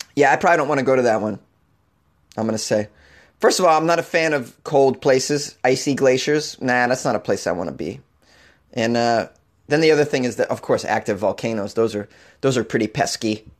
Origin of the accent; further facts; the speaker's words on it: United States; As a child growing up on the New Hampshire border